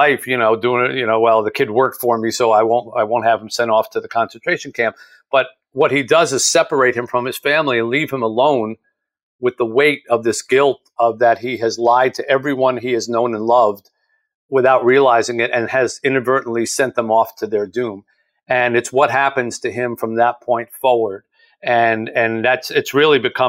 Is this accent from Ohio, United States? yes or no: no; New Jersey, United States; this little town where I grew up in South Jersey